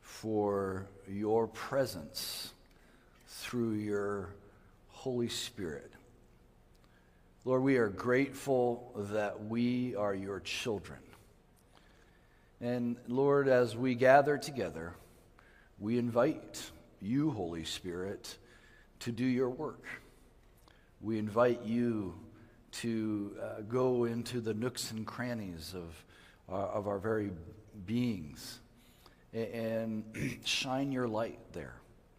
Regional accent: Mali; also born or lived in Ivory Coast / Guinea; I grew up in West Africa. I was born in the Ivory Coast and grew up in the country of Mali.

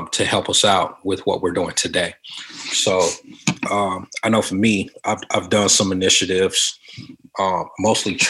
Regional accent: Compton, California, United States; growing up in Compton

